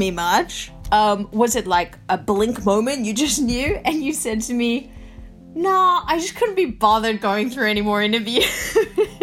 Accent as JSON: {"language": "English", "country": "South Africa", "tie": "born or raised there", "also_born_or_lived": "Australia", "moved": "yes", "said": "I was born in South Africa and then, you know, moved to Australia"}